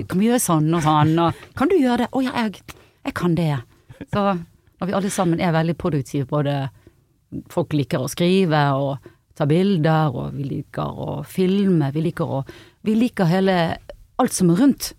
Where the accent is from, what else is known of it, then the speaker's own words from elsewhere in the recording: Bergen, Vestland, Norway; also born or lived in Os; Åsane utenfor Bergen